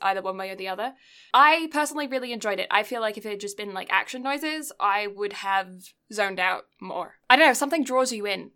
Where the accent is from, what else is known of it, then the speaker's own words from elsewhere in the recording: Canada; being a Canadian